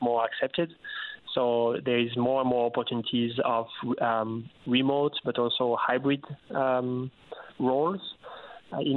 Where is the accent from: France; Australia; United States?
France; moved away as an adult; also born or lived in Africa; now in Newfoundland and Labrador, Canada; I'm usually from France